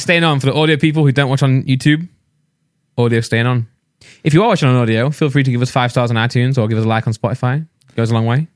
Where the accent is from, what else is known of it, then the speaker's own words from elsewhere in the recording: England, United Kingdom; we're from the U K. We're English